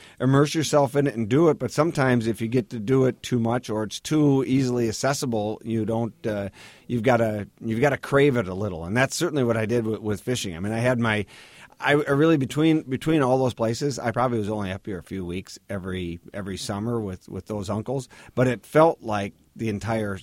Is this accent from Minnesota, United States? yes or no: yes; Minneapolis, Minnesota, United States; I'm born and raised in Minneapolis, in the heart of the city, right, just a couple blocks south of Lake Harriet